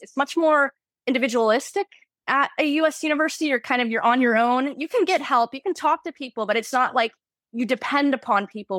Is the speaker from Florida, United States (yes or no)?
yes; Florida, United States; moved away as an adult; now in Moscow, Russia